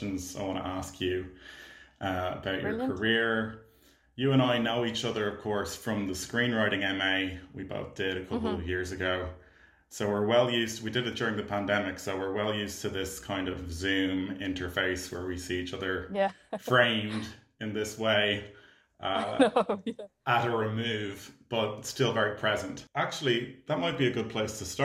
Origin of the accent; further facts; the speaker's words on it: Ireland; I'm an Irish filmmaker and actor